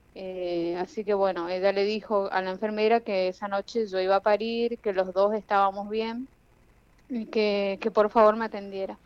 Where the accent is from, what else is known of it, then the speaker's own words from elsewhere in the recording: Jardín América, Misiones, Argentina; yo soy de Jardín América Misiones